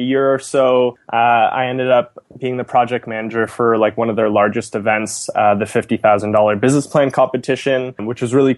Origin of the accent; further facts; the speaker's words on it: just outside of Toronto, Ontario, Canada; born and raised just outside of Toronto